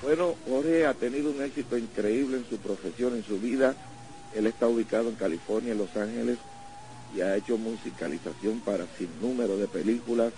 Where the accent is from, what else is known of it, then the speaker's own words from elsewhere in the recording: Ponce, Puerto Rico; moved away; also born or lived in New York City, United States; En mi pueblo de Ponce